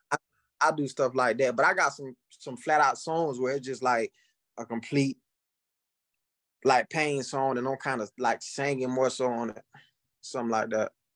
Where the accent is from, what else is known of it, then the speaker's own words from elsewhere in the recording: Florida, United States; I'm from Florida. I'm from, uh, I'm from a, I'm small town in Florida country, boy